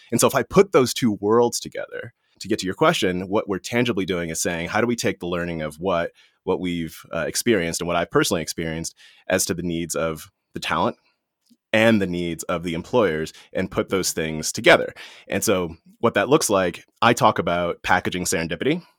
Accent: Washington, District of Columbia, United States; I was born in Washington, D C, and that was during a time when Washington, D C was the murder capital of the world

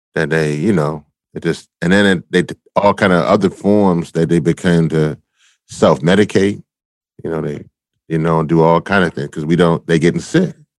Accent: Louisiana, United States; I'm from Louisiana

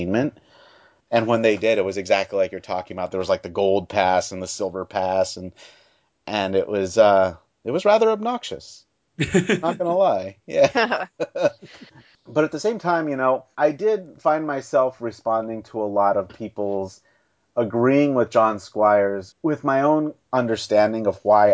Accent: Baltimore, Maryland, United States; I'm from Baltimore, Maryland.

